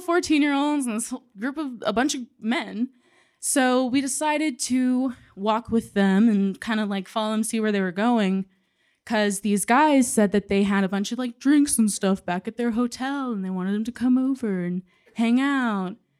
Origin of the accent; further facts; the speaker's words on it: San Antonio, Texas, United States; we're both from San Antonio